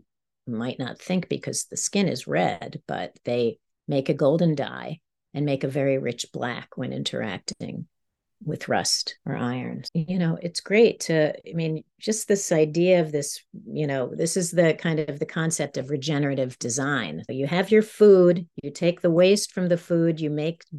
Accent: New York, United States; moved away as an adult; now in Maine, United States; I'm a New Yorker, so I'm a city girl, and now I'm, you know, it's kind of like, now I'm in the country

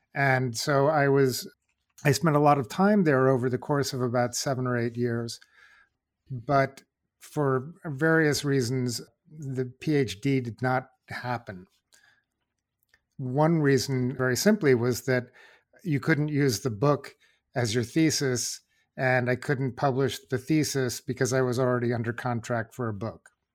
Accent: New York, United States; I grew up in New York

